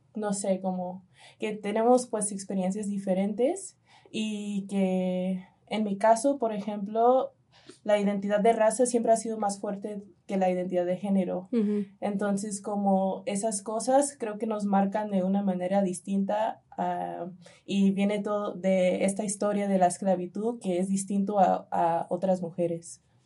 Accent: United States; now in Mexico; en Estados Unidos, en mi país, más yo nací en Estados Unidos

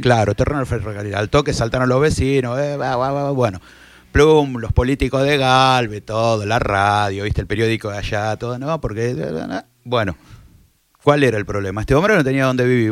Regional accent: Rosario, Santa Fe, Argentina; Éramos todos de barrio

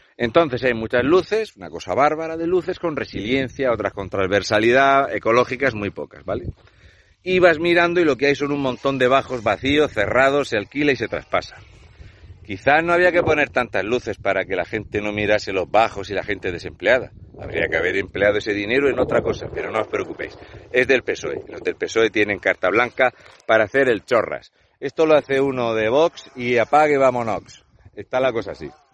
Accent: Region of Murcia, Spain; un murciano encabronado

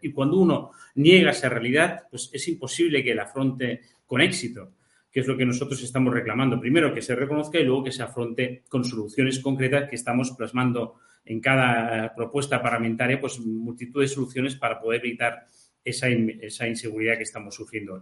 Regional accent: Catalonia, Spain; los catalanes que consideramos que el catalán y el español son nuestras lenguas propias

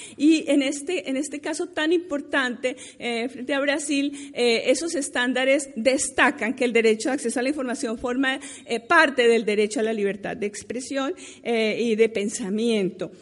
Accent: Colombia; nosotros mismos como colombianos

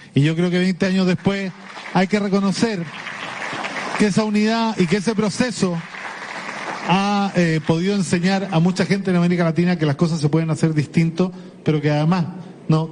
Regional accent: Chile; en mi país

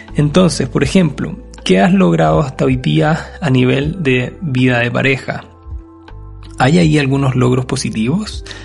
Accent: Chile; mi país, Chile

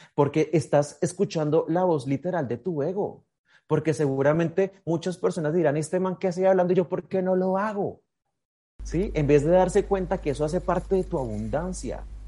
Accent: Miraflores, Boyacá, Colombia; yo soy de Colombia, nací en Miraflores, Boyacá

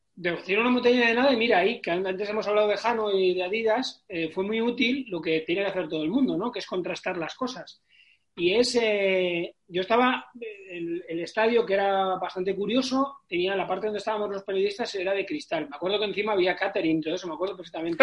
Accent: Galdakao, Basque Country, Spain; also born or lived in Barakaldo; mi pueblo, que, que es de Galácano, que tiene 29.000 habitantes

